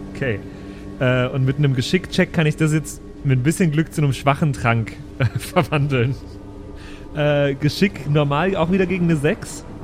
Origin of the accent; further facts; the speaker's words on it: Wesel, North Rhine-Westphalia, Germany; Ich kann zwar nicht gut bayerisch, weil ich bin aus Wesel